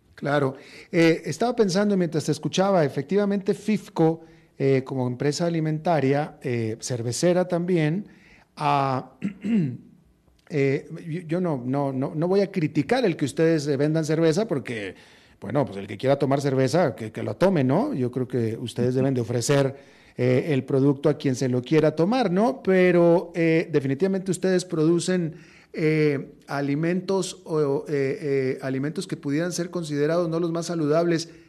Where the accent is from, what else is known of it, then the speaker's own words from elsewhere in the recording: Mexico; moved away as an adult; also born or lived in United States; now in Costa Rica; yo que soy mexicano y que viví tantos años en México, después tantos años en Estados Unidos